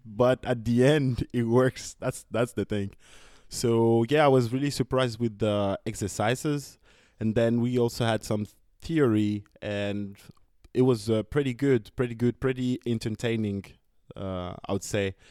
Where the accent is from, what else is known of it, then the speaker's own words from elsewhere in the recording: France; I'm from France